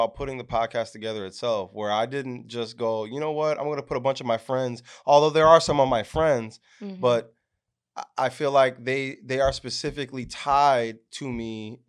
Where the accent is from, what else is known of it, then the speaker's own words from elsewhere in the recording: Yuma, Arizona, United States; I'm originally from Yuma, Arizona, which a lot of people don't know. I got West Coast blood in me. And I grew up in a military house at first.